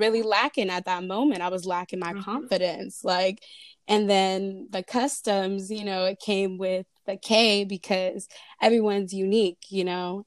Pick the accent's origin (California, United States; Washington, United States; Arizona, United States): California, United States; Fairfield; I'm from Fairfield, California, repping the 707